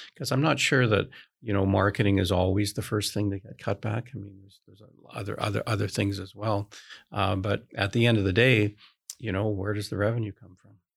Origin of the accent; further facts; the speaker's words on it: Canada; I'm Canadian